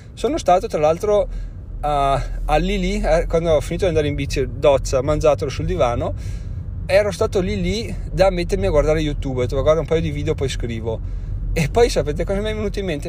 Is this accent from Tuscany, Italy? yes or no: no; Trentino-Alto Adige, Italy; siamo trentino